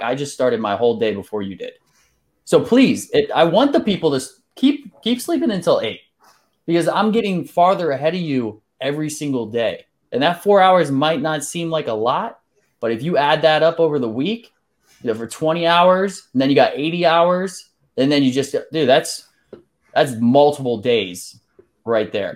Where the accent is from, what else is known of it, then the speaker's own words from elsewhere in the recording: Pennsylvania, United States; moved away as an adult; also born or lived in Salisbury, Maryland / Whidbey Island, Washington / Hawaii / Saint Louis; I moved over to Sailorsburg, Pennsylvania, not too long after that. I was there for about, let's see, fourteen years